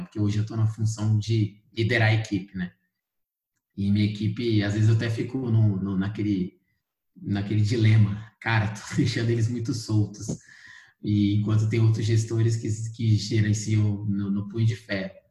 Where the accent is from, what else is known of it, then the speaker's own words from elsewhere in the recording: Brasília, Federal District, Brazil; sou de Brasília, brasiliense, nascido e criado em Brasília, especificamente no Cruzeiro